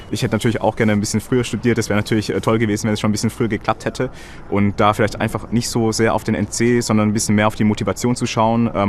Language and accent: German; Ludwigsburg, Baden-Württemberg, Germany; Meine Heimat ist in Ludwigsburg und es ist ja super zentral gelegen.